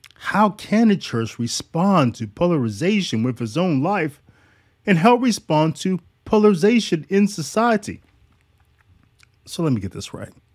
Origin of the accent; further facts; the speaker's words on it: United States; I'm American